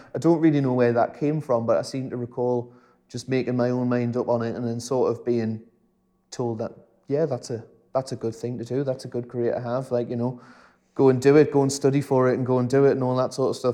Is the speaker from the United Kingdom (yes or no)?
yes; South Tyneside, North East England, United Kingdom; I was from South Tyne